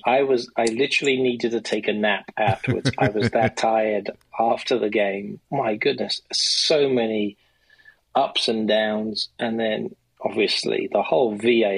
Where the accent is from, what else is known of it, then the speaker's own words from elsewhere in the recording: Slough, South East England, United Kingdom; now in Illinois, United States; my hometown where I grew up in a town called Slough